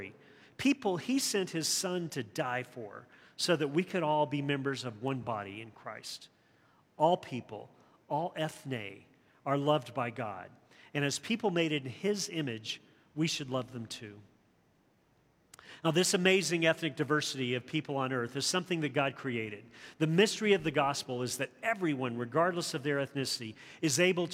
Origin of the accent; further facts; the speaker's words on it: the South, United States; growing up in the South during the turbulence of the 60s